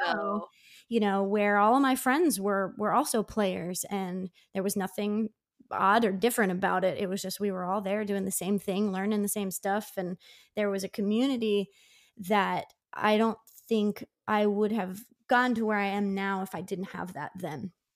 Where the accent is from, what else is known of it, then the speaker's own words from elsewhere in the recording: Downingtown, Pennsylvania, United States; my hometown of Downingtown, which is about 40 miles west of Philly